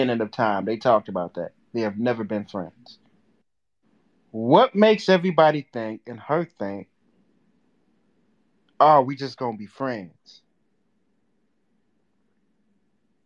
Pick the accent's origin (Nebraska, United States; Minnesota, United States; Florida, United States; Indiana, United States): Minnesota, United States; I'm from Minnesota